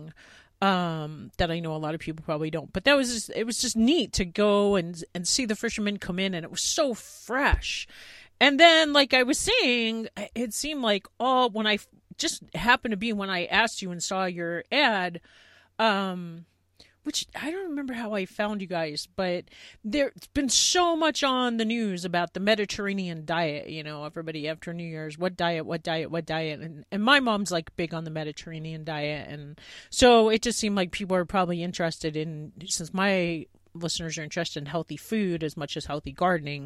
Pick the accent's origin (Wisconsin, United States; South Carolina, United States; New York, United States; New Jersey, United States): New York, United States; Long Island; now in Montana, United States; I grew up on Long Island.